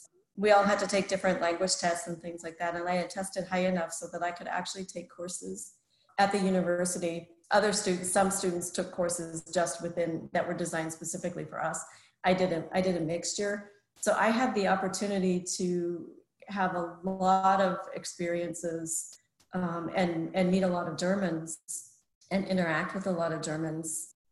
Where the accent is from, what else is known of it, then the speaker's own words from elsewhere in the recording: United States; for an American, I was pretty far into the East